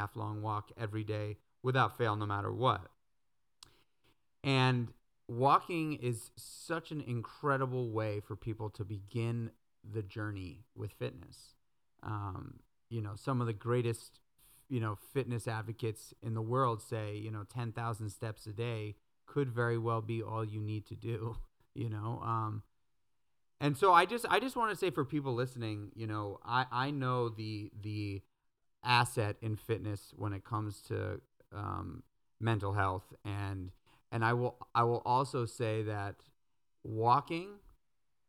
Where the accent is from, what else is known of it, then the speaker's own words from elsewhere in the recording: New York City, New York, United States; moved away as an adult; also born or lived in Brooklyn; I grew up in New York City. I lived in New York City my whole entire life